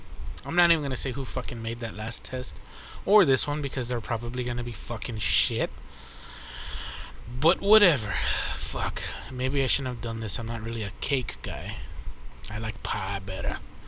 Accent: Texas, United States; I'm not from California. I'm from Texas.

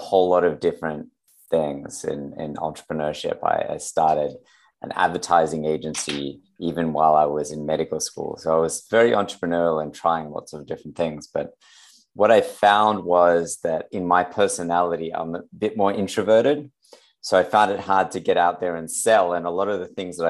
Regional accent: Sydney, New South Wales, Australia; I'm from Australia as well, right? So I'm in Sydney, Australia.

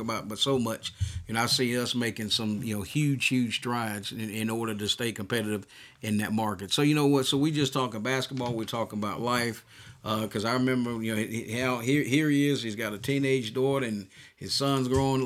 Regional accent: United States; growing up in the United States

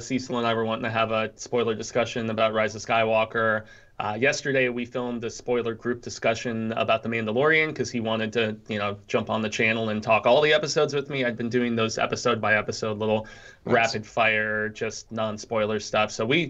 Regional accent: France; accent: French; English is a second language; Can't you tell that I'm from France? Why do you think I talk in this extremely annoying accent?

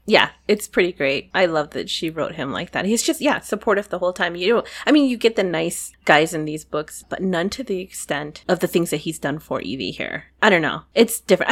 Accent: United States; I'm an American, but I was raised by foreigners

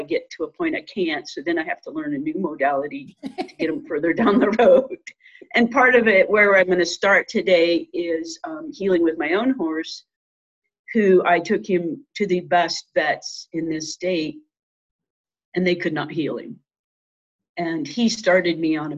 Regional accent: Nebraska, United States; moved away as an adult; also born or lived in Iowa / Utah / Montana; now in Colorado, United States; I grew up in Nebraska and I went to vet school at Iowa State

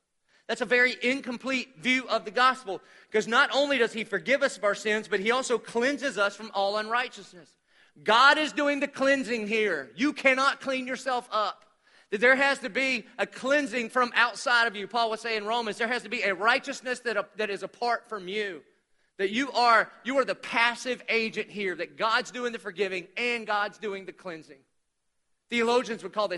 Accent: Dillon, United States; I'm from Dillon

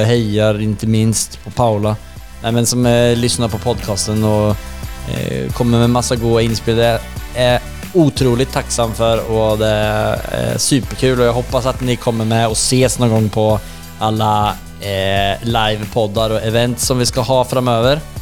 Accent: Sweden; vi pratar svenska och vi är svenskar

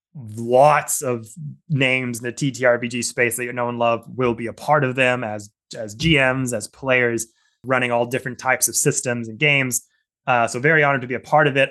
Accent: Southern Gulf Islands, British Columbia, Canada; I grew up in the Southern Gulf Islands here in Canada. uh, British Columbia

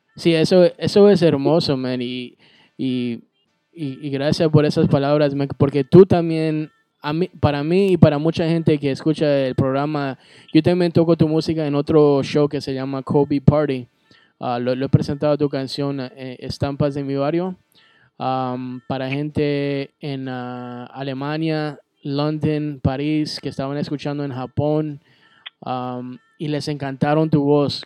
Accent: Bolivia; yo soy de Bolivia, I'm boliviano

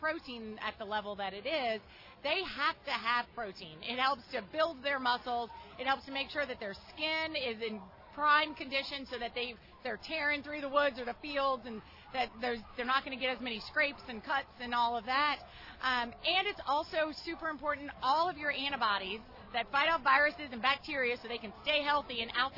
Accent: Baton Rouge, Louisiana, United States; moved away; also born or lived in Austin, Texas; I grew up in Baton Rouge and lived a good portion of my life in Austin, Texas

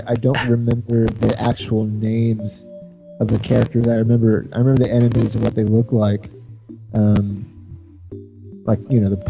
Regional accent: Texas, United States; I'm from Texas.

